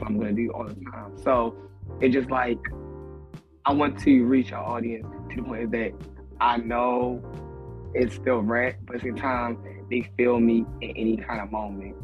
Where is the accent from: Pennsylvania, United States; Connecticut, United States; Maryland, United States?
Maryland, United States; Baltimore; I'm from Baltimore